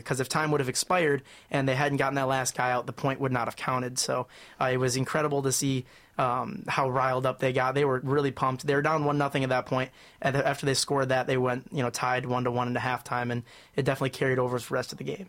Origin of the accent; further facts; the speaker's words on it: Troy, Michigan, United States; I'm from Troy, Michigan.